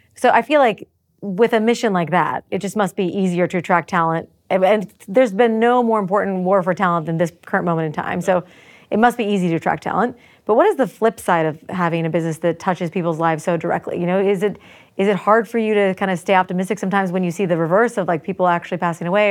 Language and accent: English; United States; I'm American and worked for Israelis for a period of time